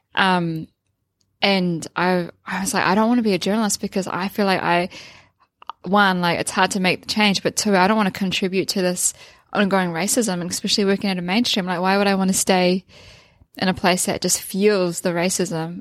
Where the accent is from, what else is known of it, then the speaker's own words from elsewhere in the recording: Waipu, Northland, New Zealand; I grew up in Northland, uh, like I said earlier, in Waipu